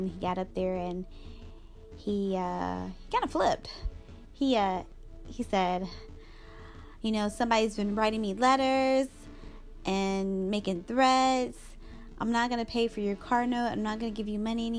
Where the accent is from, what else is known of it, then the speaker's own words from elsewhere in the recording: Charlotte, North Carolina, United States; I'm from Charlotte, one of the churches in Charlotte